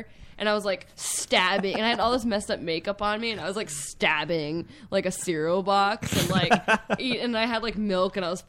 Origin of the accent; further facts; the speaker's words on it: Rhode Island, United States; I'm from Rhode Island, born and raised